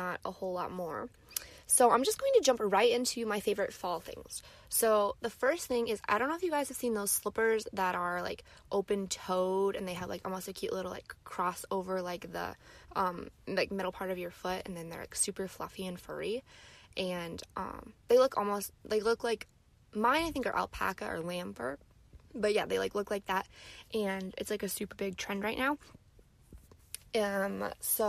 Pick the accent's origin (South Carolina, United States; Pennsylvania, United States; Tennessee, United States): Pennsylvania, United States; Gettysburg; moved away; I'm currently in Gettysburg, my hometown